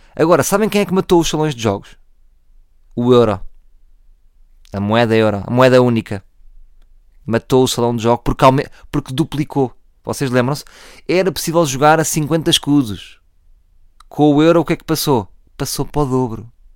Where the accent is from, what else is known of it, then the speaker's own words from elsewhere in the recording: Oeiras, Lisbon, Portugal; nascido e criado em Oeiras